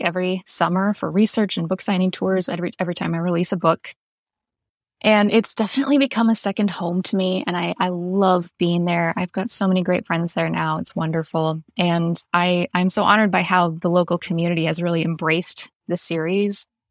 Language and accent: English; North Dakota, United States; also born or lived in Western Montana; now in Montana, United States; I am originally from North Dakota. I currently live in Western Montana.